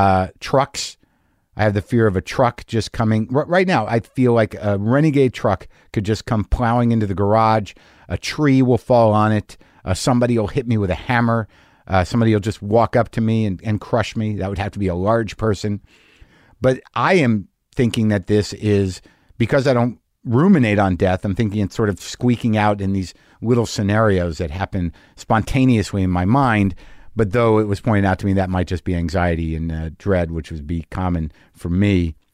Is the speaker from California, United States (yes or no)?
no; New Jersey, United States; My family is, I'm Jewish. I'm from Jersey. My family, they come from, my grandfather was from Elizabeth.